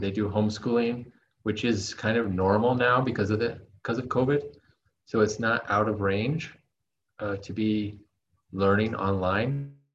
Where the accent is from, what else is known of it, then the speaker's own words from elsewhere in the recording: United States; moved away; my experience growing up in the states